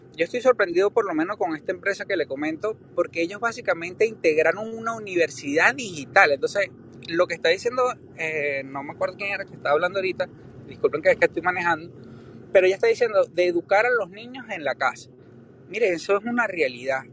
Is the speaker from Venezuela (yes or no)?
yes; Venezuela; moved away as an adult; now in United States; yo soy americano desde muy pequeño, pero viví en Venezuela